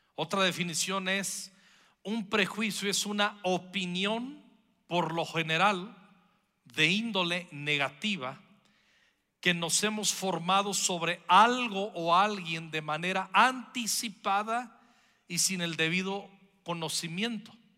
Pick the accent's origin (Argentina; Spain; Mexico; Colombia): Mexico; Somos mexicanos, somos mexicanas, amamos nuestra nación